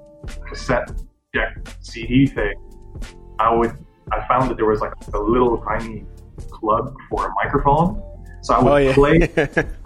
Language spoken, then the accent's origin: English; Jakarta, Indonesia; moved away; I was born and I grew up in Indonesia. And when I was 8 years old, we moved to the capital, Jakarta